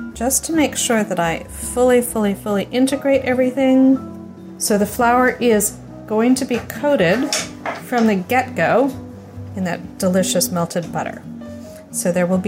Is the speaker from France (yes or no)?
yes; Paris, Île-de-France, France; growing up in Paris